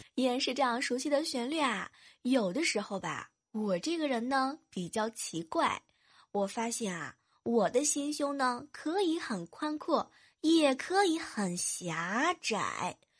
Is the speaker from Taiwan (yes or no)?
no; Xuzhou, Jiangsu, China; 我们都是徐州人